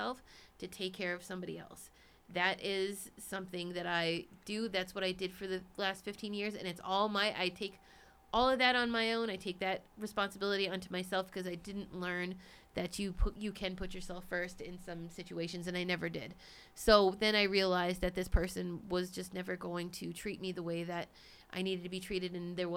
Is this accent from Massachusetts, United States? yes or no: yes; Cambridge, Massachusetts, United States; moved away; I was born in Cambridge, Massachusetts. I lived in the East Coast.